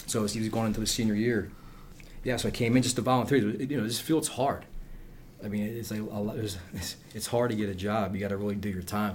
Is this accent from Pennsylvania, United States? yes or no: yes; Philadelphia, Pennsylvania, United States; I'm from Northeast Philly. That's where I was born